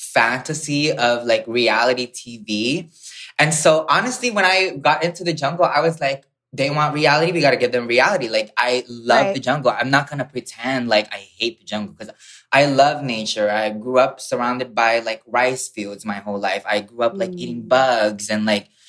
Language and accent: English; Hawaii, United States; also born or lived in Philippines; I grew up in the Philippines and then I moved in Hawaii when I was 8 years old.